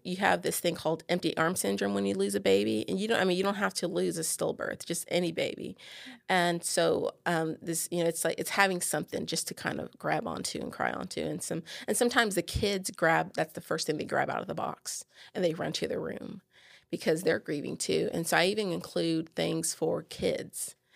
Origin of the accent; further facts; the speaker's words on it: San Antonio, Texas, United States; now in Bossier City, United States; I live in Bossier City, Louisiana. I'm originally from San Antonio.